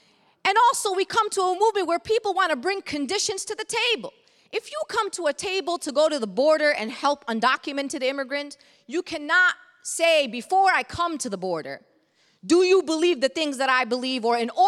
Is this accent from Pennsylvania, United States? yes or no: no; Brooklyn, New York, United States; I come Palestinian and Muslim. I come a socialist. I come a progressive. I come from Brooklyn.